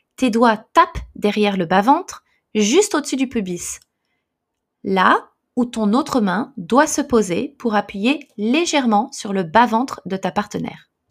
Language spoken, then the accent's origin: French; France; moved away as an adult; also born or lived in Paris; now in Japan; Je suis française, mais je vis au Japon